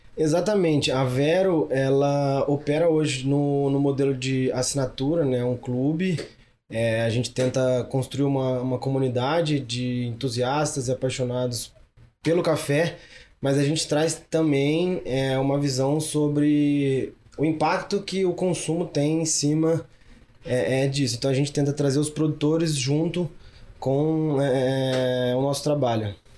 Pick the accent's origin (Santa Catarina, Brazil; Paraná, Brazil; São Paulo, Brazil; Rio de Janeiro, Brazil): São Paulo, Brazil; Cajuru; accent: interior (caipira); also born or lived in Australia; now in Ribeirão Preto, Brazil; nascido no interior, sou de Cajuru, uma cidade lá é, no interior de São Paulo